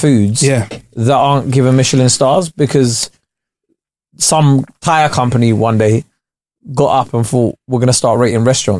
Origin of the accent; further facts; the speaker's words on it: United Kingdom; I'm fucking British.